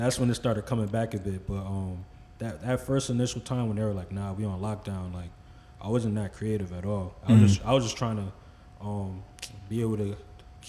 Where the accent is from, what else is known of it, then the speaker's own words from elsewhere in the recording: Franklin, United States; I'm from Franklin